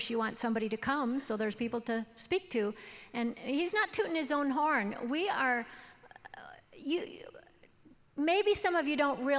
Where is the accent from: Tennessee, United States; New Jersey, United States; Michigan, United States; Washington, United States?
Washington, United States; I was raised in Washington State